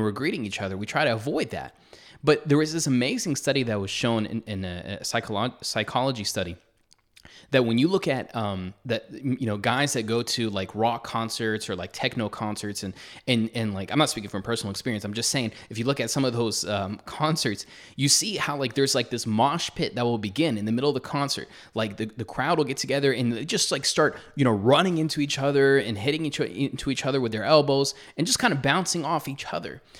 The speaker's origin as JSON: {"language": "English", "country": "United States", "said": "as an American"}